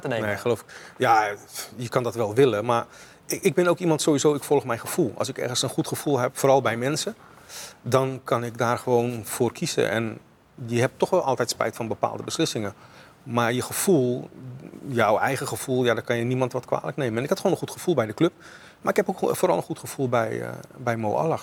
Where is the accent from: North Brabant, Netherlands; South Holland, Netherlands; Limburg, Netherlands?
South Holland, Netherlands; Rotterdam; also born or lived in Suriname; als Rotterdammer